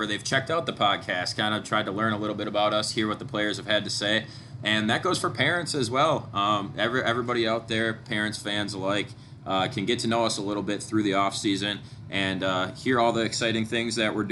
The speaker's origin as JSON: {"language": "English", "town": "Antigo", "region": "Wisconsin", "country": "United States", "said": "I'm from Anago as well"}